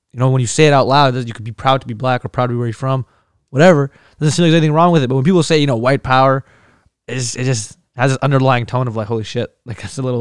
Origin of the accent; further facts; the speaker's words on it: Iraq; moved away; I'm I'm Kurdish. I'm from Iraq, but I'm I'm Caucasian